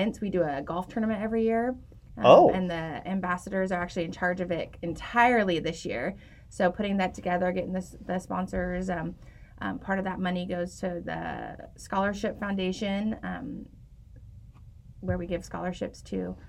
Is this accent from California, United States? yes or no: yes; Eureka, California, United States; moved away as an adult; also born or lived in North Dakota; now in Redding, United States; I'm from Eureka